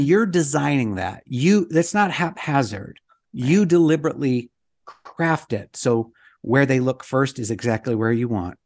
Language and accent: English; Idaho, United States; now in Utah, United States; I'm from Idaho, and now I live in Utah, and the summer before I moved from Idaho to Utah